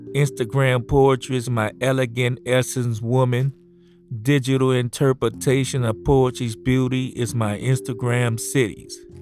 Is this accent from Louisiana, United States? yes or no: yes; New Orleans, Louisiana, United States; Poets I knew in my hometown, New Orleans